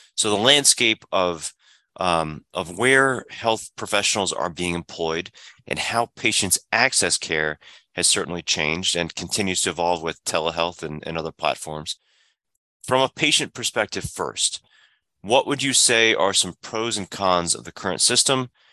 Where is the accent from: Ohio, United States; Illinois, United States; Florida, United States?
Illinois, United States; moved away; the pediatrician and, and the family care practitioner and father and son practice that I had growing up in Illinois